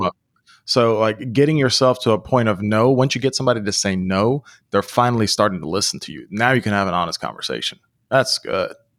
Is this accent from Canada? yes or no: no; United States; also born or lived in Europe; growing up in the United States